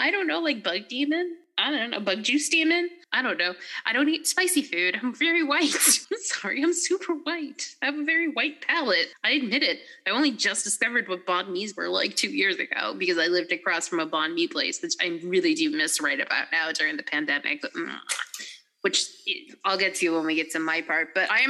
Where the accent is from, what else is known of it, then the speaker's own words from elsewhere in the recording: New England, United States; Their spread is impressive in New England. I think in my hometown alone, you can't go half a mile without running into a Dunkin' Donuts.